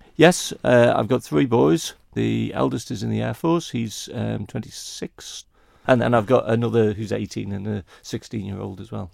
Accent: Kirkmichael, Isle of Man; also born or lived in Ramsey, Isle of Man; I was born and raised in Kirkmichael

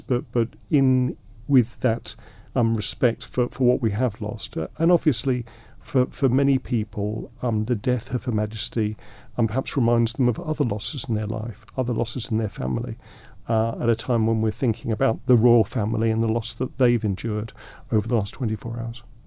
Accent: London, United Kingdom; now in Isle of Man; I grew up in London

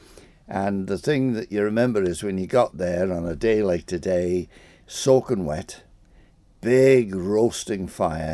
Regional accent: Santon, Isle of Man; also born or lived in Arbory, Isle of Man / Rushen, Isle of Man; I was born in Nurse Crebbins, and of course lots of people were born in Nurse Crebbins, but came very, very quickly to Santon, and of course I've been there ever

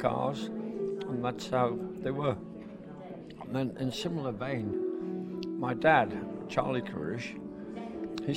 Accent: Maughold, Isle of Man; I was born in Meckle 73 years ago.

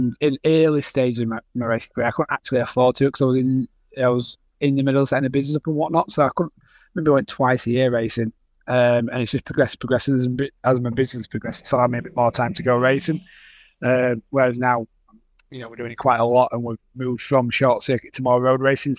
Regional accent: Wakefield, Yorkshire and the Humber, United Kingdom; I'm from Wakefield in West Yorkshire in the UK.

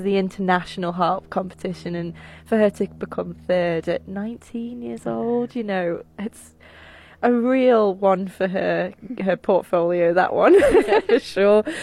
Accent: Isle of Man; Where are you from? You say Man

